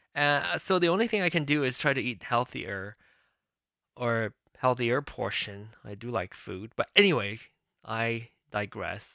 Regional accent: Malaysia; now in United States; I'm not a Malaysian citizen anymore

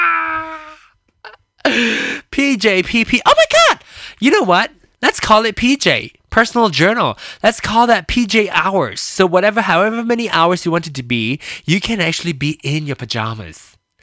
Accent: Malaysia; now in United States; I was born in Malaysia. And, um, and then came over here to America and lived here ever after

